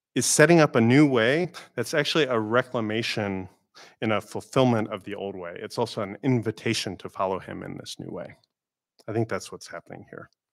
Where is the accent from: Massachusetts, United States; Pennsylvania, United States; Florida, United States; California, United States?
Florida, United States; moved away; growing up in Florida